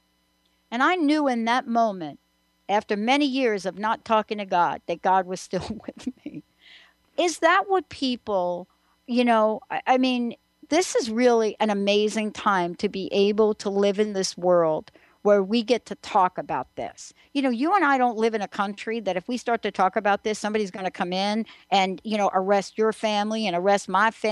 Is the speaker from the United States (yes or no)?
yes; New York, United States; growing up in New York, you know, you have one thing going on right there in the Bronx